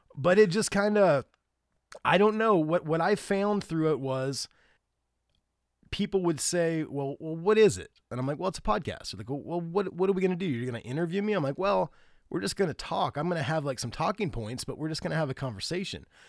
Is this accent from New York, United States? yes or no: no; Grant County, Indiana, United States; moved away as an adult; also born or lived in Alabama / Jamaica; We grew up literally a few miles apart